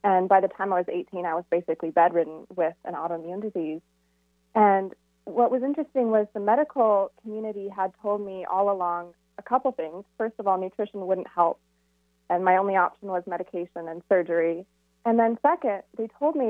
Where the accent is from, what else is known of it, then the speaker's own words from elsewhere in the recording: Camano Island, Washington, United States; moved away; also born or lived in Phoenix, Arizona; I grew up on Camino Island